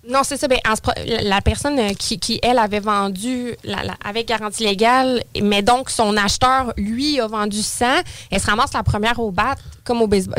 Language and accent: French; Saint-Apollinaire, Quebec, Canada; born or raised there; now in Lévis, Canada